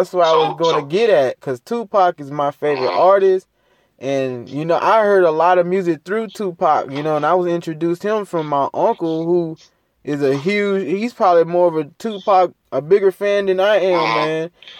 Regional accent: Gulfport, Mississippi, United States; growing up in North Gulfport, bro, and the PJs, it was kind of slow.

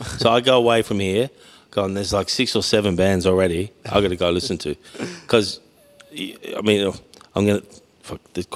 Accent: Mildura, Victoria, Australia; my hometown

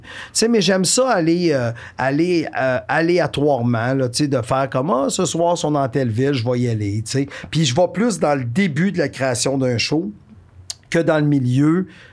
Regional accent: Warwick, Quebec, Canada; also born or lived in Victoriaville; je viens de la région des Bois-Francs, je suis natif de Warwick, euh, j'ai habité toute ma vie à Victoriaville

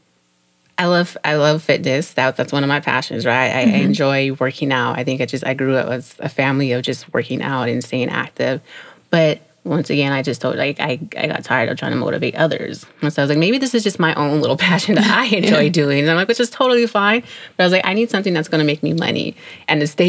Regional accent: San Jose, California, United States; moved away as an adult; also born or lived in Miami; now in East Coast, United States; I am originally from San Jose, California. That is home

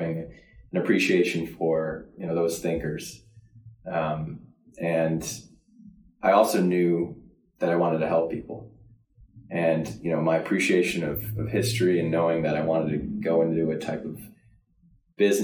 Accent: Lisle, Illinois, United States; also born or lived in Downers Grove, Illinois; I'm from Lisle, Illinois. Grew up in the suburbs, Downers Grove

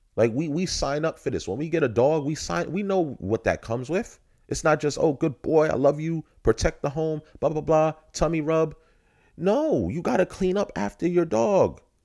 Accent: New York City, New York, United States; I'm from Brook, Brooklyn, New York

